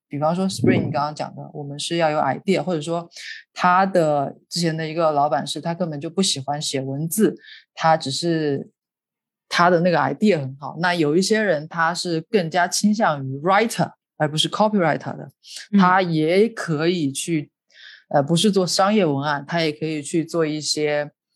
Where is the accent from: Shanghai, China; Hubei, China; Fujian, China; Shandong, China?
Hubei, China; also born or lived in Beijing; now in Hong Kong; 我也是南方人，我是，我是，我是湖北人